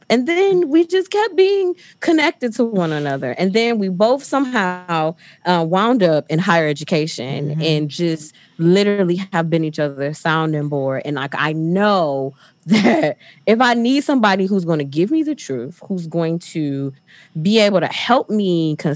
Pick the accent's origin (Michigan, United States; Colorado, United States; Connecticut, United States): Michigan, United States; Detroit; I am from Detroit. Probably should share that, but I'm from Detroit. So I went to one of the big three.